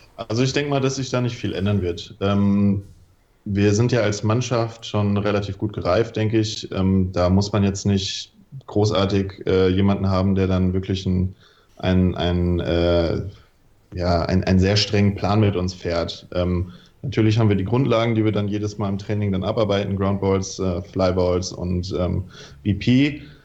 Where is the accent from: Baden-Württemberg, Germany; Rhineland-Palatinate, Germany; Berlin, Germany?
Rhineland-Palatinate, Germany; Mainz; also born or lived in Wilhelmshaven; ich komme aus Mainz, ähm, spiele bei den Mainzer Deadlicks